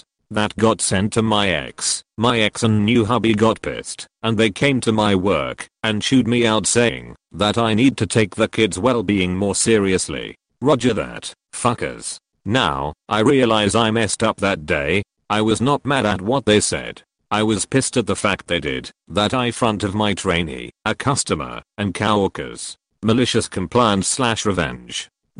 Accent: Illinois, United States; My ex and I met in my home state of Illinois.

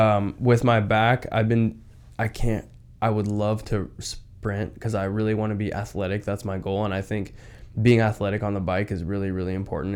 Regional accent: Washington, United States; I'm from Washington

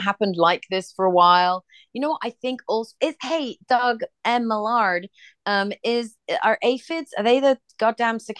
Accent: England, United Kingdom; also born or lived in Ireland (ancestry); now in United States; I'm from England

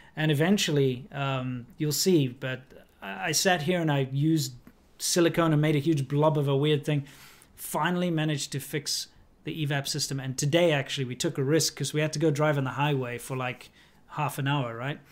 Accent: South Africa; moved away; my home country

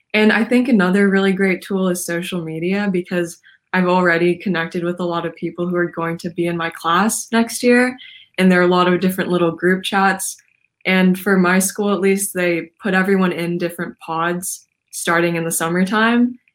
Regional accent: Portland, Oregon, United States; I am from Portland, Oregon

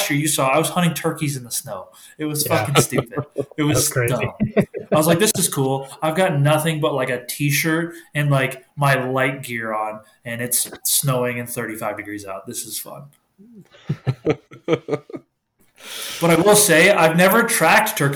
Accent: New England, United States; moved away; growing up in New England

